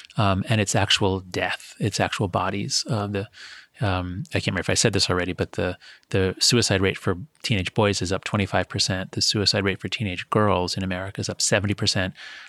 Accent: Scarsdale, New York, United States; When I was growing up, it was dangerous. I grew up in Scarsdale, a town north of the city.

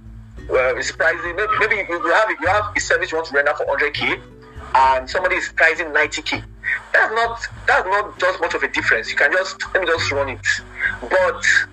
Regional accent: Nigeria; as a Nigerian

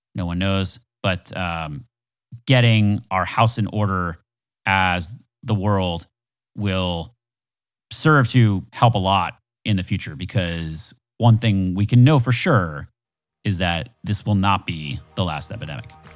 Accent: Florida, United States; I'm from Florida

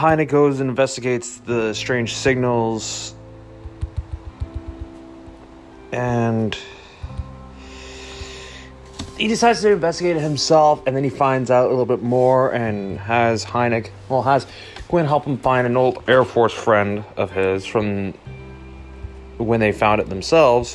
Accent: Canada; I'm not even American, I'm Canadian

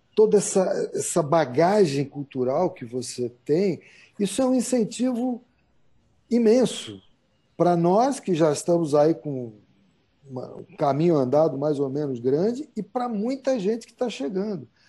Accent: Brazil; ser brasileiro

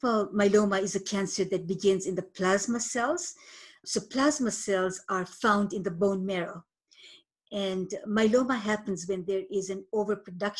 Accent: Moshi, Kilimanjaro, Tanzania; now in Canada; I was born in Moshi, Tanzania, at the foot of Mount Kilimanjaro. I immigrated to Canada in 1978

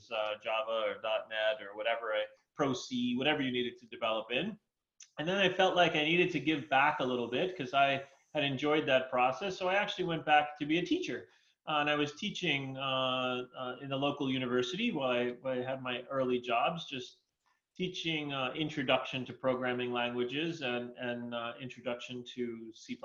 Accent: New York City, New York, United States; moved away as an adult; also born or lived in Arizona; I was born and raised in New York City, actually

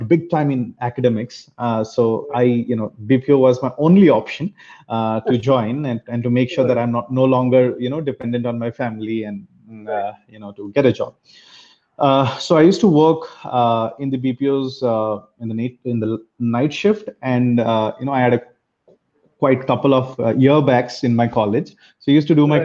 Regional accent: Arunachal Pradesh, India; moved away as an adult; also born or lived in Kolkata / Bangalore; I was born and brought up in Arunachal Pradesh, but I'm originally from Calcutta

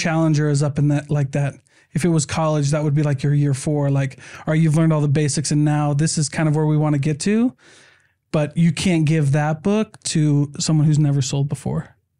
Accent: Iowa, United States; We're from Iowa.

